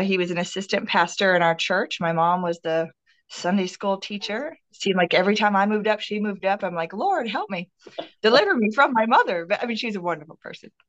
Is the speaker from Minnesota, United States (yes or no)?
yes; Minnesota, United States; moved away as an adult; now in Texas, United States; I grew up, born and raised in Minnesota